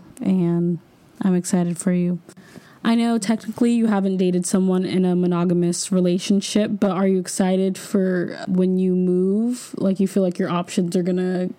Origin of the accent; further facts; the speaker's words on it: the Bay Area, California, United States; moved away as an adult; I'm not from San Diego. I'm from the Bay